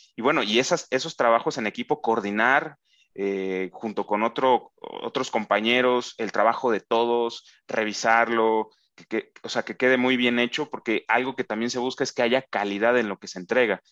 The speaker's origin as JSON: {"language": "Spanish", "region": "Tabasco", "country": "Mexico", "tie": "born or raised there", "moved": "yes", "said": "Yo tuve la oportunidad en, en mi infancia de vivir en Tabasco"}